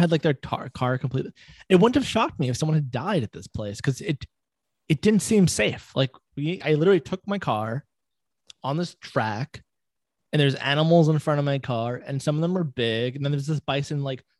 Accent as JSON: {"language": "English", "region": "Florida", "country": "United States", "tie": "born or raised there", "said": "growing up in Florida, we had the monkey jungle"}